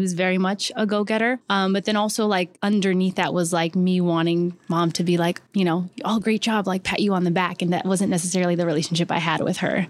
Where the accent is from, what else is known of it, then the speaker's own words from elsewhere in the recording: Southern California, United States; moved away as an adult; now in New York City, United States; I'm originally from Southern California